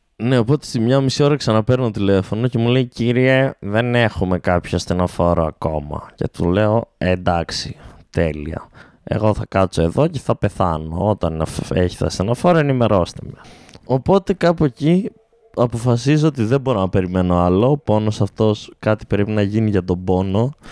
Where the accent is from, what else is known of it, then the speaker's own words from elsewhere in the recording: Alexandroupoli, Eastern Macedonia and Thrace, Greece; moved away as an adult; also born or lived in Orestiada; now in Thessaloniki, Greece; την πόλη μου